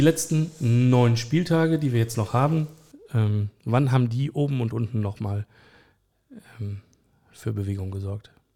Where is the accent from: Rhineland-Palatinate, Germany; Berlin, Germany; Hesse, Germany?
Berlin, Germany; ich bin Autor aus Berlin, geboren am Stadtrand